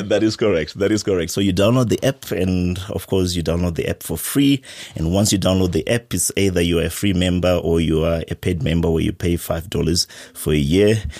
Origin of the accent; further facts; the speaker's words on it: Zimbabwe; I'm from Zimbabwe